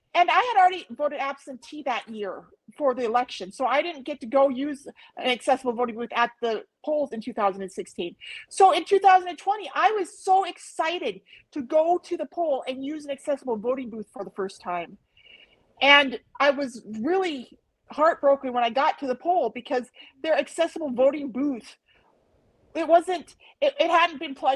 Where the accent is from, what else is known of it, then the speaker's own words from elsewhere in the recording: United States; I'm an American